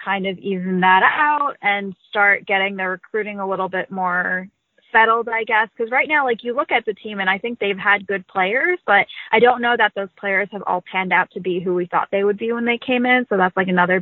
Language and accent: English; Boston, Massachusetts, United States; also born or lived in Cleveland; But I was born in Boston